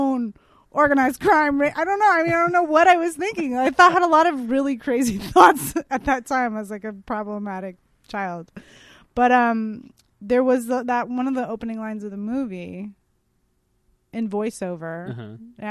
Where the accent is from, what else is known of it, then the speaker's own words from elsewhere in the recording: San Francisco, California, United States; moved away as an adult; also born or lived in New York; now in Los Angeles, United States; growing up in San Francisco, everybody sells weed